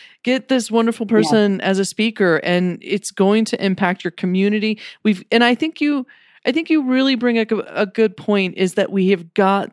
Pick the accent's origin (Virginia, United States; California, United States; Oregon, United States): Virginia, United States; Richmond; I grew up in Richmond, Virginia, so I'm an East Coaster and I love Virginia.